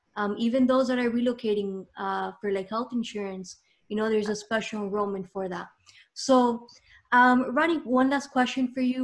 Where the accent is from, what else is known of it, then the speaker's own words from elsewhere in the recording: Miami, Florida, United States; myself, I was born here